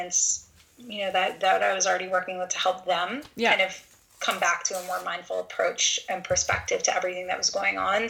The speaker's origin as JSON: {"language": "English", "country": "Canada", "said": "all the visa stuff being Canadian"}